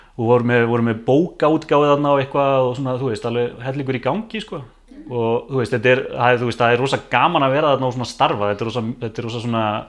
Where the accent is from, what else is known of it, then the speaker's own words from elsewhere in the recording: Mosfellsbær, Capital Region, Iceland; Ég er hérna bara born and bred hérna, mósesbæðingur